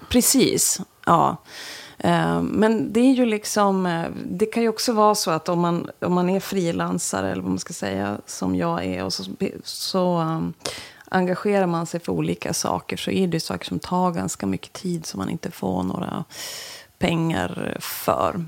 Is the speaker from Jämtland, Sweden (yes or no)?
yes; Östersund, Jämtland, Sweden; moved away as an adult; also born or lived in Kalix / Stockholm / Umeå; now in Västerbotten, Sweden; Östersund, så därför klev jag på det där. Alltså min hemstad